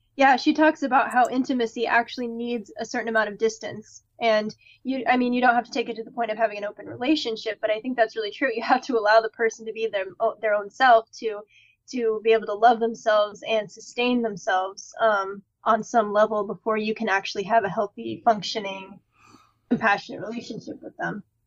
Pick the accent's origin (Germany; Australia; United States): United States; Midwest; growing up in the Midwest